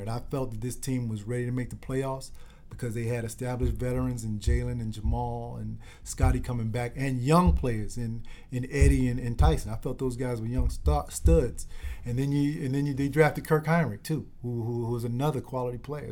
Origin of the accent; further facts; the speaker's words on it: Chicago, Illinois, United States; this is my hometown team